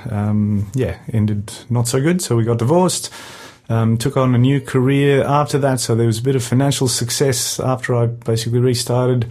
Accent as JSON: {"language": "English", "country": "South Africa", "moved": "yes", "said": "I'm South African originally, brought up a Christian"}